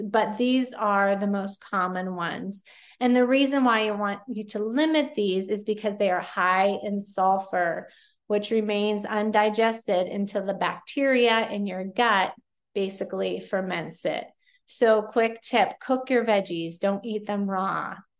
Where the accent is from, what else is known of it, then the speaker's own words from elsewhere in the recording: Pennsylvania, United States; Yes, I say pop. I am from Pennsylvania